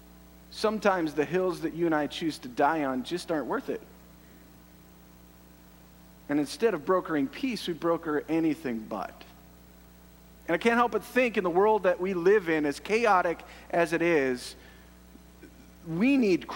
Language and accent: English; Canada; I love being Canadian